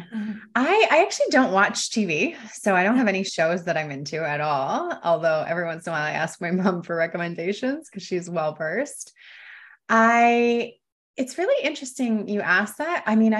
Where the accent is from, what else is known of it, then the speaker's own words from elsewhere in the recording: London, Ontario, Canada; now in Costa Rica; I grew up in London, Ontario, for any Canadians over there.